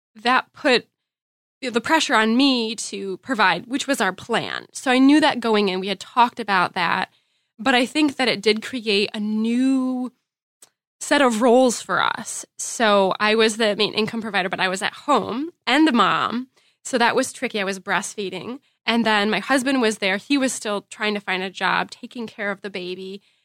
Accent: Grand Rapids, Michigan, United States; I'm from Grand Rapids, Michigan

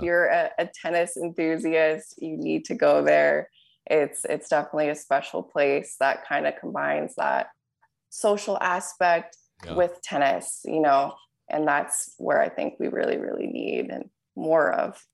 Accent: Southern California, United States; growing up in Southern California and playing tennis here

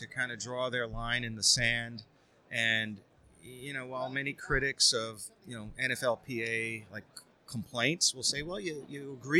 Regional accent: New York, United States; Sorry, New York, my hometown.

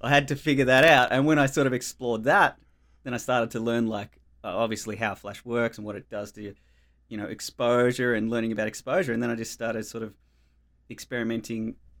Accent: Melbourne, Victoria, Australia; moved away as an adult; now in Tasmania, Australia; I grew up in Australia in Melbourne, um, in the outer eastern suburbs, in the Dandenongs, um, in Upway

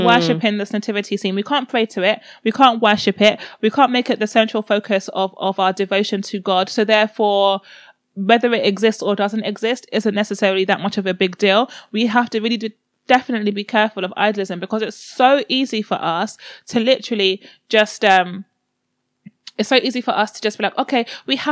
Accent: Nigeria; I'm Nigerian

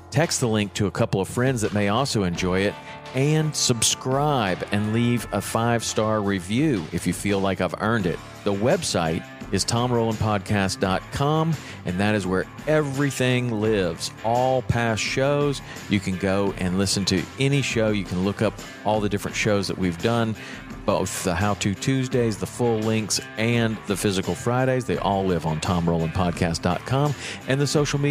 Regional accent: Tennessee, United States; I grew up in Tennessee

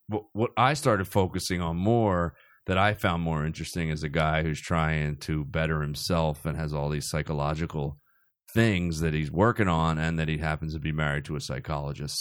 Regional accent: Cherry Hill, New Jersey, United States; I grew up in South Jersey

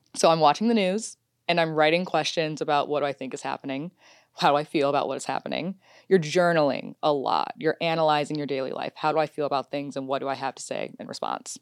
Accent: Detroit, Michigan, United States; moved away; also born or lived in Washington, D.C.; I'm from Detroit, so we used to jump up to Windsor all the time.

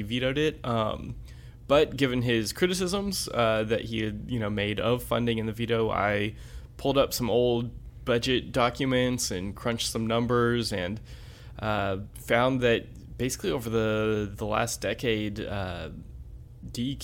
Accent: Florida, United States; now in North Carolina, United States; I'm from Florida

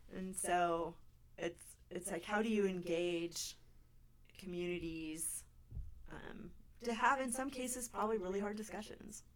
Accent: California, United States; now in Anchorage, United States; I grew up in California

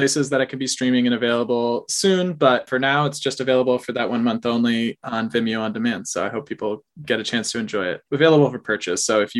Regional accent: Wisconsin, United States; moved away; I'm from Wisconsin

